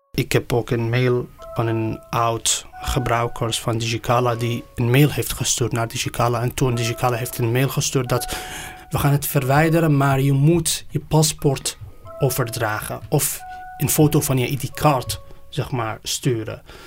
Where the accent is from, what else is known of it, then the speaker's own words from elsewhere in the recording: Iran; now in Netherlands; ik ben gevlucht uit Iran